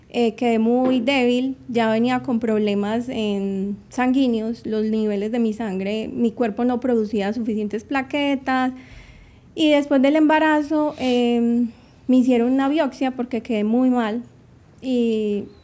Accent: Antioquia, Colombia; also born or lived in New York; Sí, mi familia es colombiana, nací en Nueva York y a los dos años me llevaron para Colombia. Viví allá hasta los ocho años y regresé a los Estados Unidos. Y volví, me regresé para Colombia, mejor dicho. Yo crecí allá y acá, allá y acá.

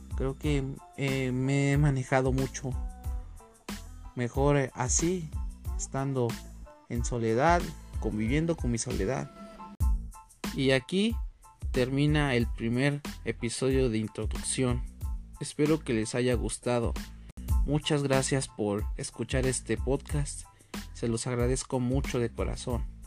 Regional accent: Ciudad Nezahualcóyotl, State of Mexico, Mexico; Yo nací en Ciudad Nezahualcóyotl, Estado de México, en la República Mexicana

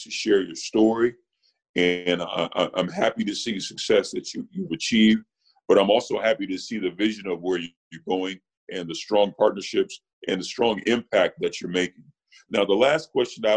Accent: Marianna, Arkansas, United States; I was born in Marianna, Arkansas, which is 50 miles from Memphis

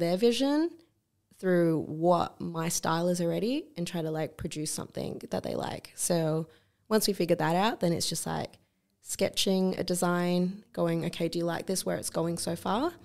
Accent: Australia; growing up in Australia

